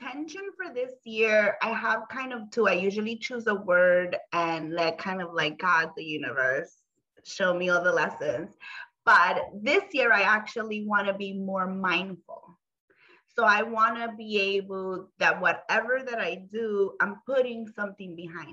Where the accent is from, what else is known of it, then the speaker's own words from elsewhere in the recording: New York City, New York, United States; also born or lived in Honduras (ancestry); I'm from the Bronx, you know, BX all day